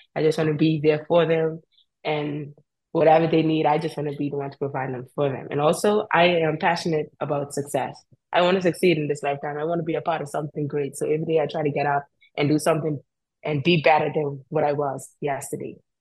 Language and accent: English; Cockburn Town, Turks & Caicos Islands; moved away as an adult; I am from Grand Turk. I grew up in Grand Turk.